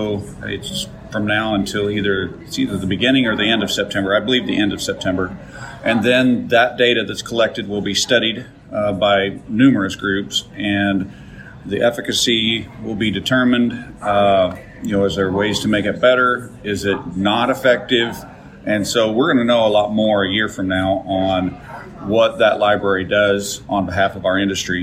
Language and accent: English; Council Grove, Kansas, United States; I reside in the Flint Hills of Kansas. Council Grove is my hometown